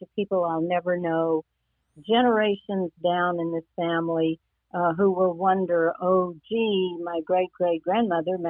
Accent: Texas, United States; I was born in Texas

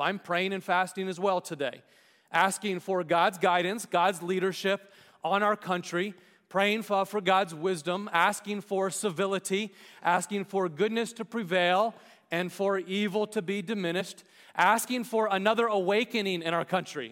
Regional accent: United States; we as American citizens

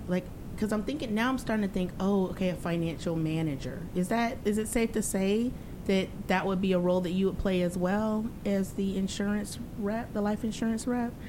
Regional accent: the South, United States; moved away as an adult; also born or lived in East Coast; now in Los Angeles, United States; I was growing up in the South

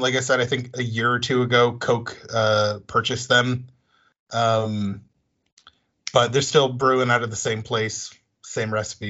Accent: New England, United States; I'm from New England. I'm sorry, I don't drink either. I drink Moxie.

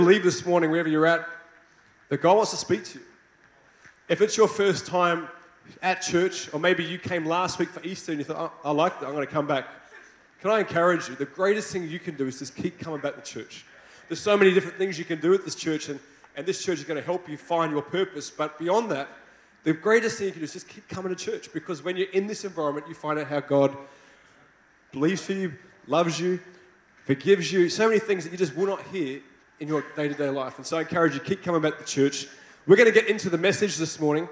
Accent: Australia; accent: Australian; I hope you like my Australian accent

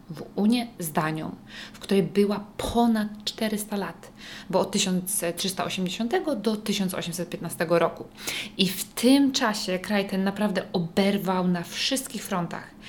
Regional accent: Poland; moved away as an adult; also born or lived in Bergen, Norway / northern Norway; now in Norway

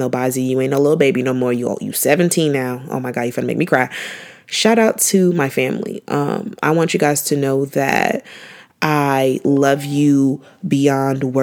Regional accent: Nigeria; I'm Nigerian

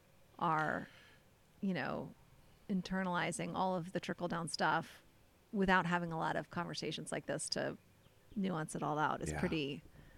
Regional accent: United States; we as an American culture

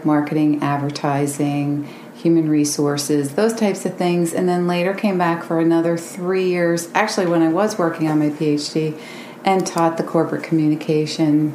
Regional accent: Williamsport, Pennsylvania, United States; I'm from Williamsport, was born and raised in Williamsport, and went away to different places

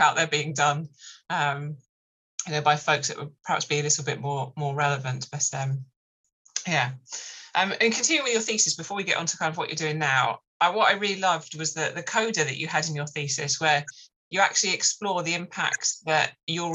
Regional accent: United Kingdom; writing it as a Brit

